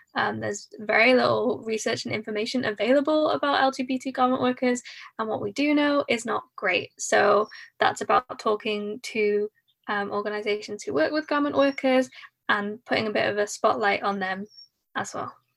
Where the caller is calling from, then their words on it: Cardiff, Wales, United Kingdom; I'm calling in from Cardiff, South Wales, the U K.